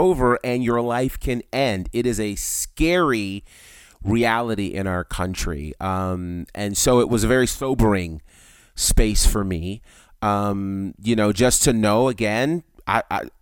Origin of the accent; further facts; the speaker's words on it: United States; us as African American men